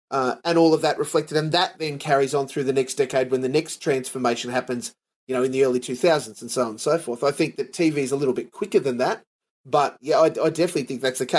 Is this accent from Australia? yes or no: yes; Australia; I'm as Aussie as they come